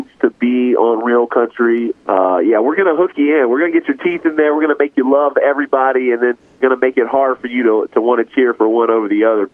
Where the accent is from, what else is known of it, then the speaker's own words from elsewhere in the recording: North Carolina, United States; I am born and raised in God's country, North Carolina, so I was raised on country music